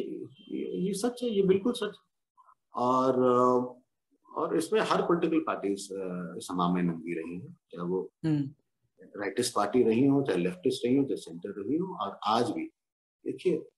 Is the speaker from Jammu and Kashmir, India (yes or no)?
yes; Jammu and Kashmir, India; moved away; as a Kashmiri पंडित मैं कश्मीरी पंडित तभी हूँ जब मैं कश्मीर से हूँ